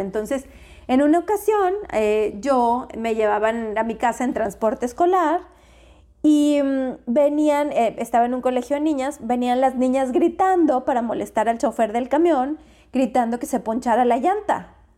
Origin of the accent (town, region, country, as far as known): Mexico